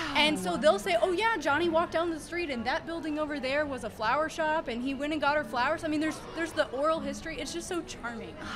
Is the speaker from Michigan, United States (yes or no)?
yes; Kalamazoo, Michigan, United States; moved away as an adult; also born or lived in Chicago, Illinois; now in Franklin, United States; I'm actually from Kalamazoo, Michigan, not from Franklin